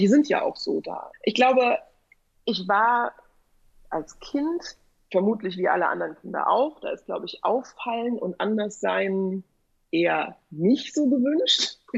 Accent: West Germany, Germany; weil ich da quasi als Westdeutsche

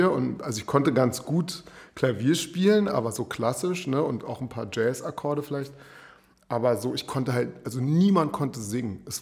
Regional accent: Berlin, Germany; Ich bin ja in Steglitz äh, zur Schule gegangen

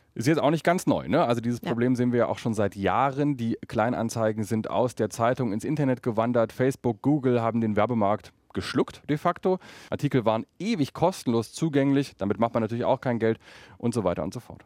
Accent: Berlin, Germany; als Berliner

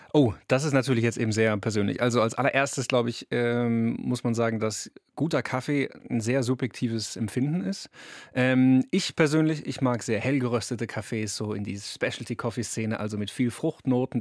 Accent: Karlsruhe, Baden-Württemberg, Germany; ich komme aus Karlsruhe

